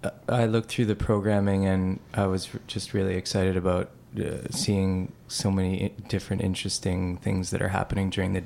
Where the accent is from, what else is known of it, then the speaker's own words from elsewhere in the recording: Edmonton, Alberta, Canada; now in Montreal, Canada; I grew up in Edmonton.